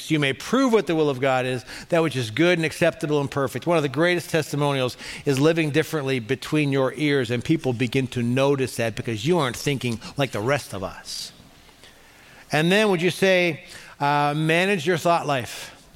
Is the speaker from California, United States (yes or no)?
no; Cleveland, Ohio, United States; I'm from Cleveland